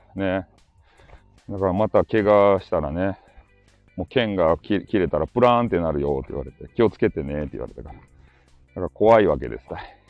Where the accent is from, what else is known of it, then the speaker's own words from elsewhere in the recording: Hakata, Fukuoka, Japan; accent: Hakata dialect; 博多弁昔話クリエイターなんですよ